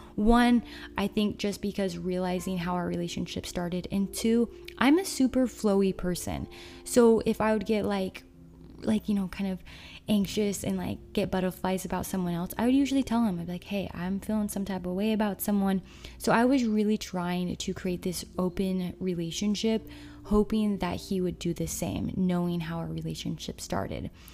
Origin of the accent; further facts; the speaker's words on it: Utah, United States; growing up in Utah